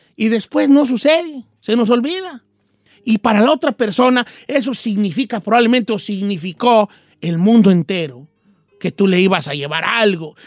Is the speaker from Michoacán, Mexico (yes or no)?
yes; Michoacán, Mexico; yo soy de Michoacán